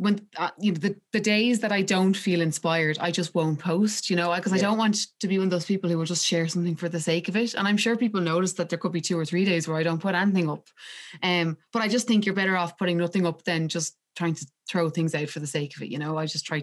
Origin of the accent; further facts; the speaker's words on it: Castleknock, Leinster, Ireland; I'm from Castleknock, and I've lived in Castleknock my whole life.